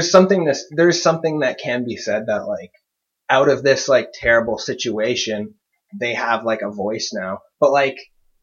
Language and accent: English; Canada; I'm not American. I wasn't there.